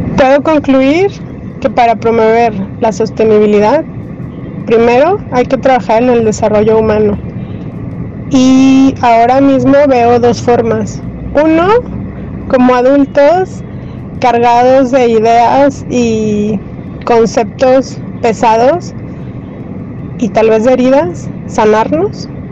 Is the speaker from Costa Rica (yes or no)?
no; Torreón, Coahuila, Mexico; Yo nací hace 40 años en Torreón, Coahuila